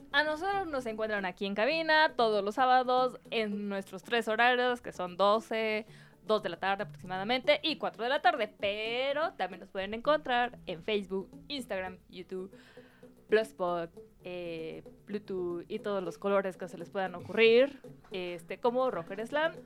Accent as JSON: {"language": "Spanish", "town": "Cuernavaca", "region": "Morelos", "country": "Mexico", "tie": "born or raised there", "moved": "yes", "lives_now": "Mexico City, Mexico", "said": "yo crecí en Cuernavaca, Morelos"}